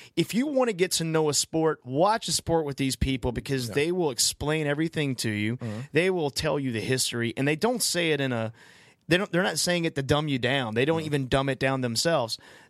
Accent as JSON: {"language": "English", "region": "North Carolina", "country": "United States", "said": "I'm from North Carolina."}